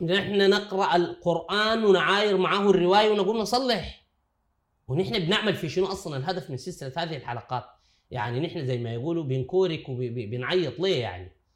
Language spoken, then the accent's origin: Arabic; Sudan; عندنا في السودان